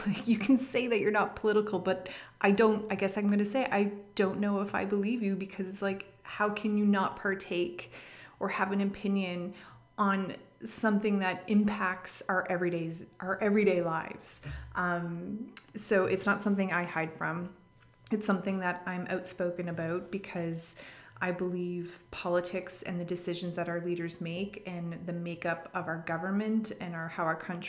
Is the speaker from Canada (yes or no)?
yes; Canada; I'm not American, I am Canadian.